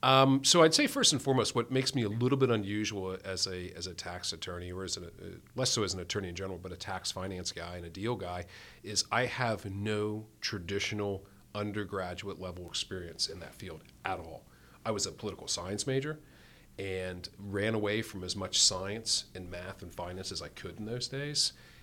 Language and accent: English; New Jersey, United States; accent: North Jersey; moved away as an adult; now in Pittsburgh, United States; I grew up in North Jersey, outside of New York City. If you listen real closely, once in a while you'll catch the North Jersey accent.